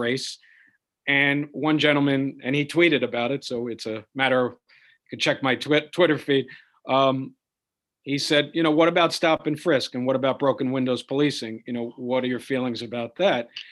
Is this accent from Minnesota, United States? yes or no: no; New York City, New York, United States; communities like the one I grew up in Washington Heights